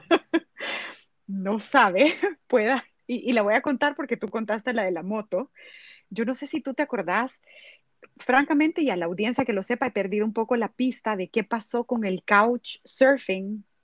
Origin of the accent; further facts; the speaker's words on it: El Salvador; yo como salvadoreña y, la verdad que yo represento mi país y me siento un gran orgullo de decir que soy del Salvador